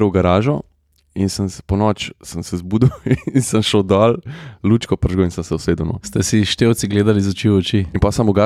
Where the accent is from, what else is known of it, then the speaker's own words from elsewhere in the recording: Slovenia; Slovenci smo narod tehnične kulture